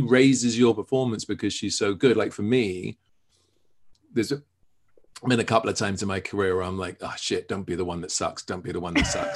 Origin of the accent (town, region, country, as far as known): England, United Kingdom; born or raised there